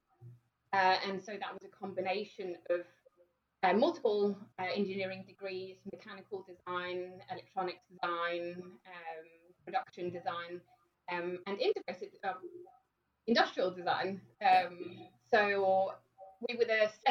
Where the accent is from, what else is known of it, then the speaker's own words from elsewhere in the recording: Denmark; moved away as an adult; now in United Kingdom; I've lived in the UK for just over 10 years. And I'm originally from Denmark